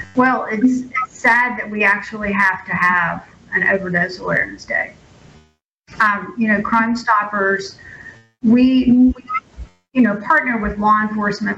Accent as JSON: {"language": "English", "area": "Jackson County", "region": "Mississippi", "country": "United States", "tie": "born or raised there", "said": "I am born and bred Jackson County resident"}